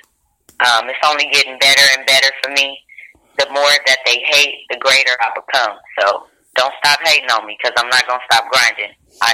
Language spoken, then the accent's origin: English; Carson, California, United States; I'm from Carson, California